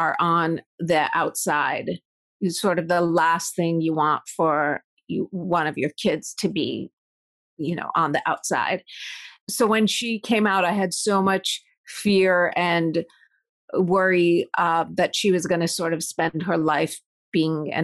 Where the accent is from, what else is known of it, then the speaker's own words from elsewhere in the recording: United States; also born or lived in Iran / Madison, Wisconsin / Pittsburgh, Pennsylvania; my family immigrated to the U.S. in 1983, and that was probably one of the worst times to be an Iranian and American